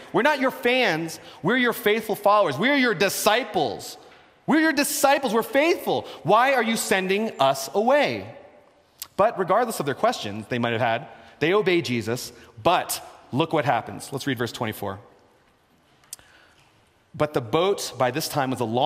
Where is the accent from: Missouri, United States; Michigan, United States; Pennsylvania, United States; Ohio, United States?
Pennsylvania, United States; Philadelphia; I'm from Philadelphia.